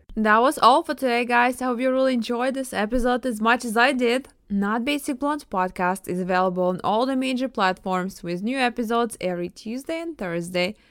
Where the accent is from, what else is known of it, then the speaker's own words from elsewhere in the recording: Ukraine; moved away; I was born in Ukraine, and everyone got married early there.